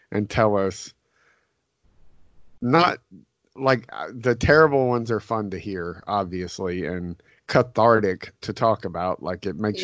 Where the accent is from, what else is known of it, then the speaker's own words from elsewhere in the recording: the South, United States; we're from the South.